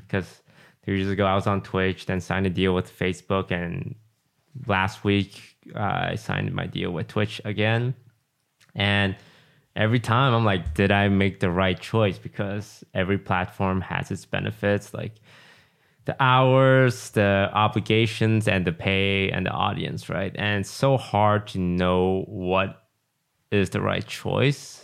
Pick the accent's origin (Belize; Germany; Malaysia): Malaysia; moved away; growing up in Malaysia was, like, living in the jungle.